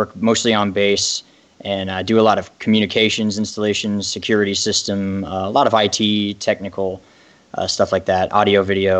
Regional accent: Ireland; I am Irish, if you couldn't tell. I was raised Catholic and eventually went to more towards like agnostic atheism, more or less.

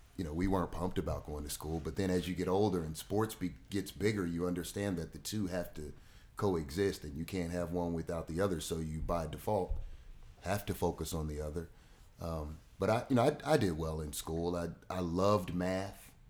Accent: Louisville, Kentucky, United States; moved away as an adult; now in Richmond, United States; Grew up in Louisville, Kentucky, on, uh, thirteenth and Muhammad Ali Boulevard

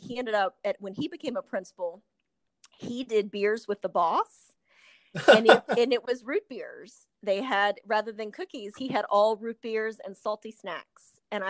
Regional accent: Chesterfield, Virginia, United States; I'm from Chesterfield, obviously, and you know, you do lots of internships and visit different schools and things like that.

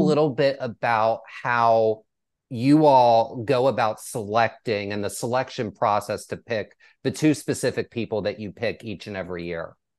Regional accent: East Coast, United States; now in Texas, United States; I grew up on the East Coast

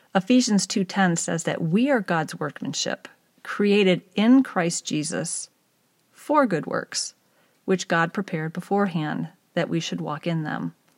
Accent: East Lansing, Michigan, United States; moved away as an adult; also born or lived in Pittsburgh, Pennsylvania; I grew up in Michigan in the country next door to my grandparents' farm in East Lansing area

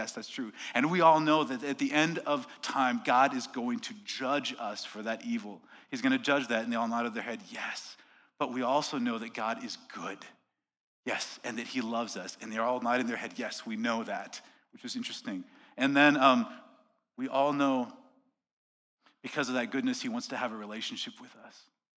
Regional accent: Quebec, Canada; accent: Quebec; They're like, oh, Quebec. They heard my accent right away. They're like, oh, it's cold there. Yes, it is.

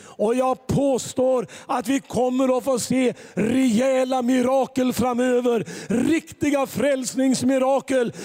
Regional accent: Gislaved, Jönköping County, Sweden; moved away; also born or lived in Tranemo / Gothenburg; Mer än vår äldstekår i församlingen hemma i Gislaved

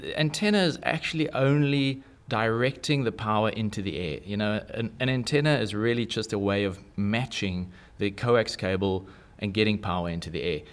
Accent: South Africa; I'm South African

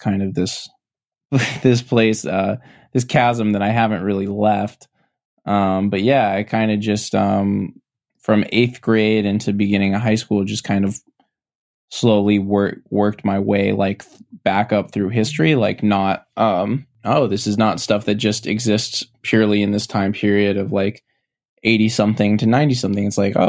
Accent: Connecticut, United States; So I'm from Connecticut. I live in a small town called Darien.

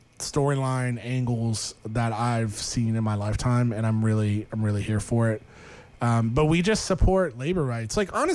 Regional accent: St. Petersburg, Florida, United States; Well, no, cause I'm from St. Petersburg, Florida, which is right next to, he lives in Clearwater

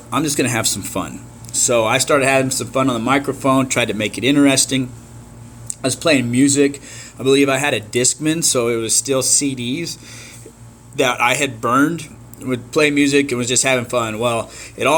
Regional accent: Clayton, New Mexico, United States; moved away as an adult; now in Stephenville, United States; I'm originally from New Mexico. I've lived in Stephenville, Texas for the last 17 years, I guess. And but I went to school in Clayton, New Mexico. That's where I graduated high school

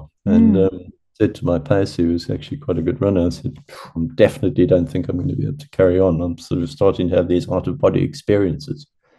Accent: South Africa; this time as a South African.

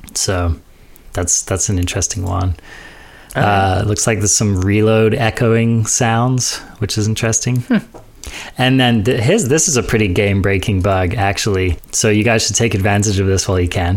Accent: United Kingdom; I'm British.

